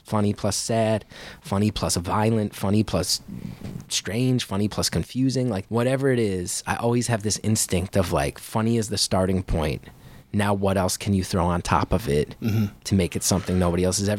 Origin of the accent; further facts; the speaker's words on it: New Jersey, United States; growing up in Jersey, like, did you ever see Uncle Floyd?